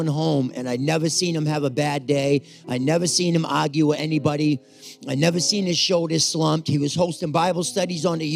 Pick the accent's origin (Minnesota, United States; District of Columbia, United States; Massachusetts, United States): Massachusetts, United States; Cape Cod; also born or lived in Brockton; I'm from Cape Cod